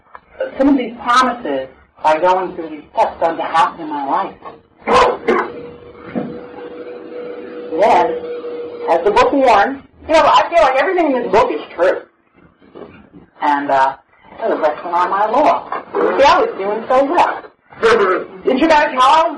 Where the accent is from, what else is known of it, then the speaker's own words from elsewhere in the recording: New York City, New York, United States; now in Oceanside, United States; when we grew up in Brooklyn